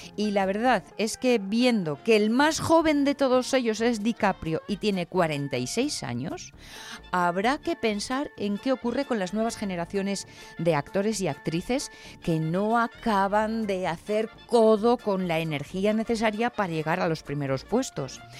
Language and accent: Spanish; Spain; somos los espectadores españoles